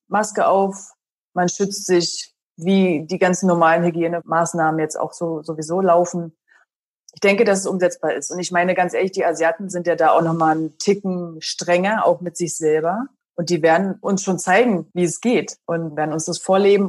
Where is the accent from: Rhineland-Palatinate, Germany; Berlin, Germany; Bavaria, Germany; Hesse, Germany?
Berlin, Germany; Und Berlin ist ja meine Heimat